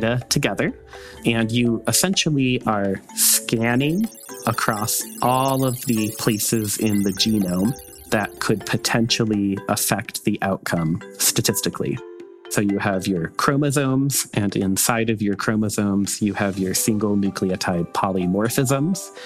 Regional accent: Northern Indiana, United States; I was raised here in Northern Indiana in a very conservative family and a very religious family

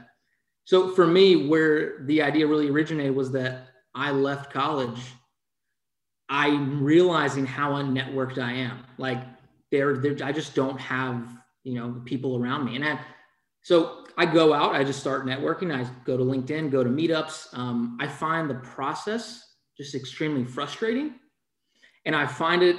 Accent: Denham Springs, Louisiana, United States; also born or lived in Iran; I'm from Iran originally. We moved here to Denham Springs, Louisiana, actually, when I was 5 years old

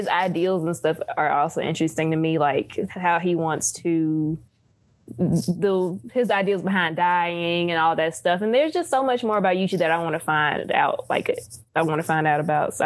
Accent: Terry, Mississippi, United States; I'm from Terry, Mississippi, so woo, dirty south.

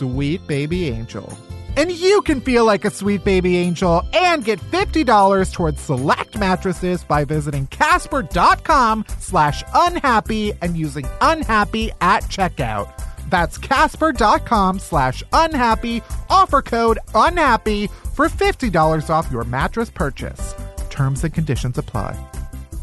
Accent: Alsip, Illinois, United States; I'm from the south suburbs of Chicago

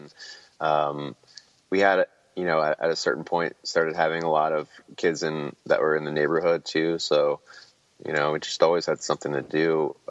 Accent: Pennsylvania, United States; also born or lived in Abington; I was born in Abington, Pennsylvania, and that's like, you know, right outside of, Philly and kind of like bordering on the suburbs area.

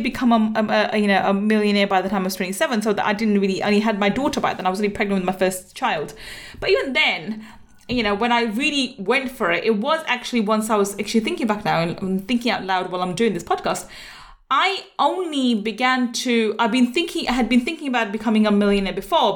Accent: Manchester, North West England, United Kingdom; now in London, United Kingdom; I have lots of family there and I was born in Manchester too.

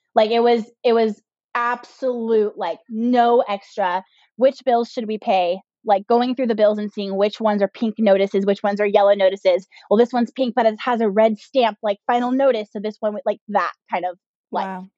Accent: Southern California, United States; also born or lived in Northwest Arkansas; we're from Southern California. We're born and raised here. This is where we live now

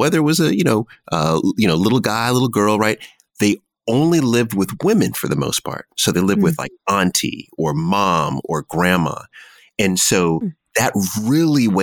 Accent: Jamaica; also born or lived in Washington, D.C.; I am Jamaican

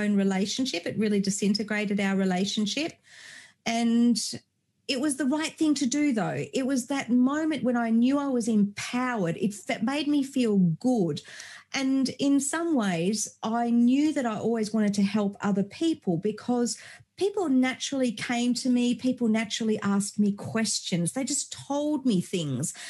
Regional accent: Germany; I was born in Germany many moons ago.

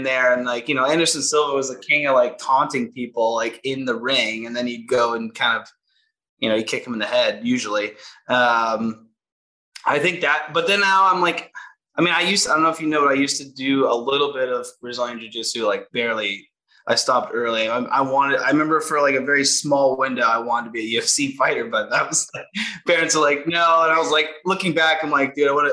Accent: Canada; being Canadian

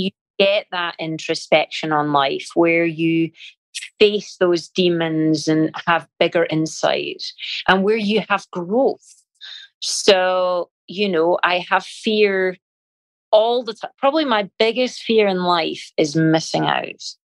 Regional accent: Scotland, United Kingdom; moved away; being Scottish

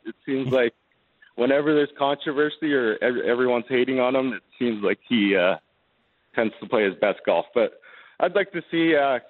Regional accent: Canada; Just from growing up in Canada, you usually, in the winter, you end up playing hockey or other sports.

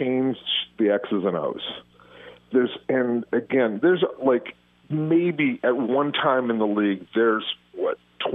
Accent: Los Angeles, California, United States; I grew up in North Hollywood

